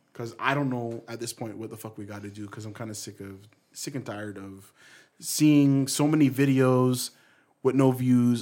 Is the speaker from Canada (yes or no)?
yes; Canada; we're Canadian, we're almost like the States